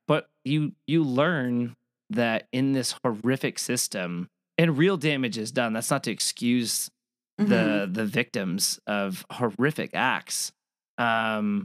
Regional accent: Gilbert, Arizona, United States; born or raised there

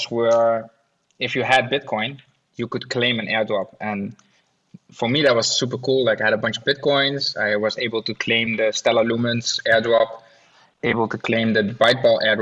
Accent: Netherlands; I'm from the Netherlands

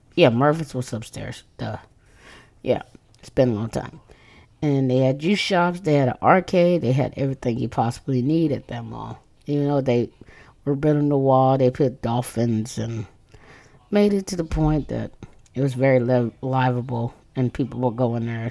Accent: Corpus Christi, Texas, United States; Growing up in Corpus Christi

